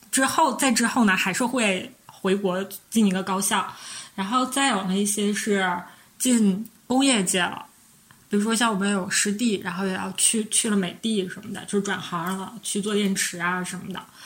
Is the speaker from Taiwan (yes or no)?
no; Northeast China, China; 我们是三个来自东北的 ladies